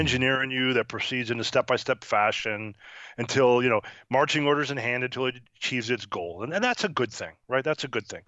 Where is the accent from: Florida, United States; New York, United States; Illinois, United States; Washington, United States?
New York, United States; Syracuse; now in Cincinnati, United States; I grew up in New York, uh, Syracuse, New York